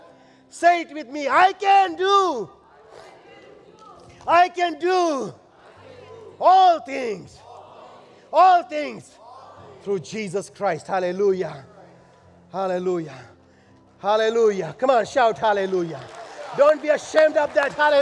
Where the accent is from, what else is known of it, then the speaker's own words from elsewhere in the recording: India; moved away; I'm an Indian.